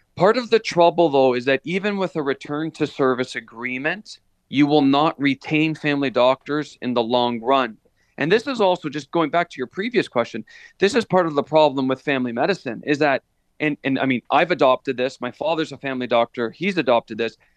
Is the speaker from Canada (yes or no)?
yes; Hamilton, Ontario, Canada; I was born and raised in Stony Creek, Hamilton area